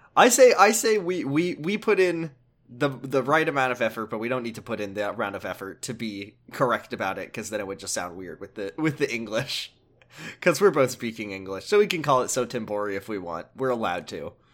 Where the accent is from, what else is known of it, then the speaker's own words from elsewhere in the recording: United States; as an American